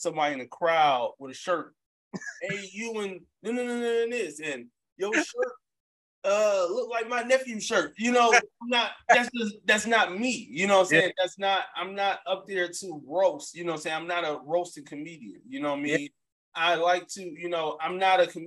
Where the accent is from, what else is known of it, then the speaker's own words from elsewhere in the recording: Detroit, Michigan, United States; moved away as an adult; also born or lived in Atlanta / New York / Memphis / Texas; now in Los Angeles, United States; I'm from 7 Mile and Ryan. Yeah. Born and raised.